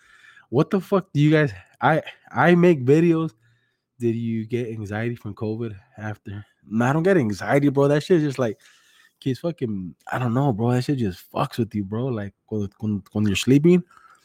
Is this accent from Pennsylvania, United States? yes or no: no; Greenfield, California, United States; I'm from Greenfield, fool. Same shit, güey. Greenfield, King City, South County.